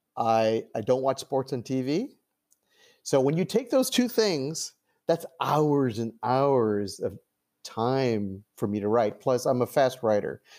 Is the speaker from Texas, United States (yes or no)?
no; Los Angeles, California, United States; I was born in 1959 in Los Angeles